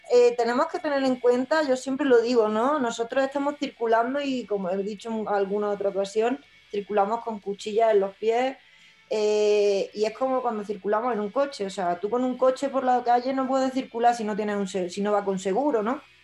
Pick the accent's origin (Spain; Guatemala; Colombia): Spain; los españoles tenemos la suerte de tener una seguridad social